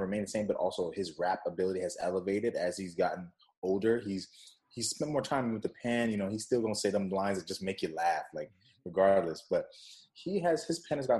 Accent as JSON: {"language": "English", "region": "West Coast", "country": "United States", "also_born_or_lived": "Jamaica", "said": "I'm from the West Coast."}